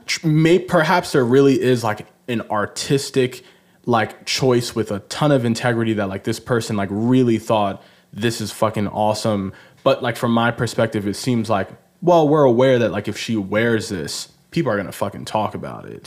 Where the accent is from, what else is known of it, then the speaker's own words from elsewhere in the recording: Nigeria; I'm Nigerian.